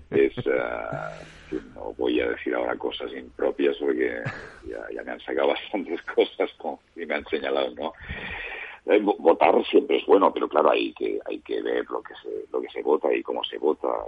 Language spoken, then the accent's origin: Spanish; Catalonia, Spain; me siento muy catalán, más allá de que tenga ocho apellidos catalán, pero me siento muy, muy catalán y muy orgulloso de ser catalán